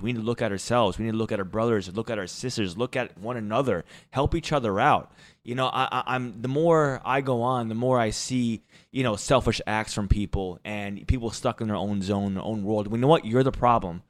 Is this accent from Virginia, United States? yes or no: no; Jersey Shore, New Jersey, United States; I am from the Jersey Shore. Uh, the Jersey Shore. Um, I am from a beach town